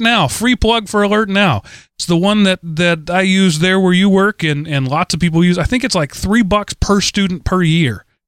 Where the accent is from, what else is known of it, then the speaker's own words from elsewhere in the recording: Texas, United States; I'm a Texan